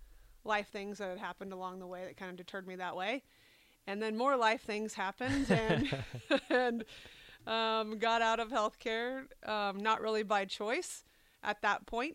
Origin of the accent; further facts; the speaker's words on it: Lincoln, Nebraska, United States; I've always been in Lincoln, Nebraska, and I went to Lincoln High